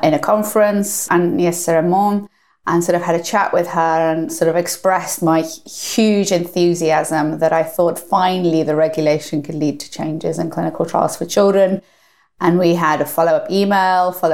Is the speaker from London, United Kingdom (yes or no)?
no; North Wales, United Kingdom; I grew up in North Wales